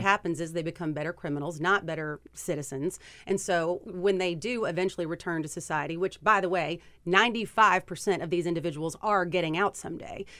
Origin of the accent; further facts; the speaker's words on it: Kentucky, United States; Kentuckians, which is where I'm from, I'm sure you can hear it from my accent